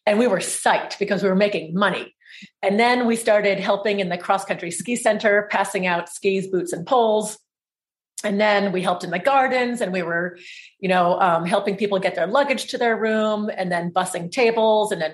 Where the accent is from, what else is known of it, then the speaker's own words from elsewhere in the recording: Stowe, Vermont, United States; We grew up with our dad running, operating the Trapp Family Lodge in Stowe, Vermont.